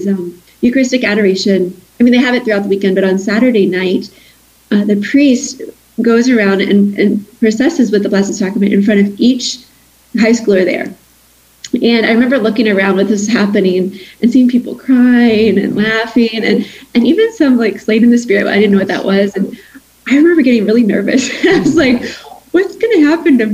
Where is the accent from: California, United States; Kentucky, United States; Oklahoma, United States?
Kentucky, United States; I grew up in Kentucky there.